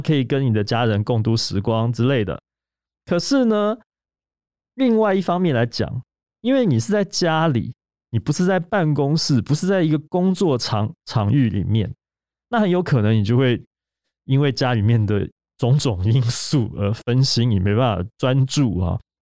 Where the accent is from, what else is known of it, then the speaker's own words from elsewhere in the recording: Taiwan; 我们台湾这边